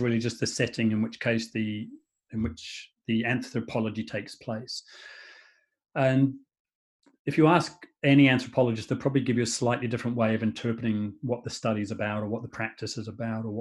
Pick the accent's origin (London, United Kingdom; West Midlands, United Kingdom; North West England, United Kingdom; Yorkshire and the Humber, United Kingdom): West Midlands, United Kingdom; Shrewsbury; My hometown is a town called Shrewsbury in England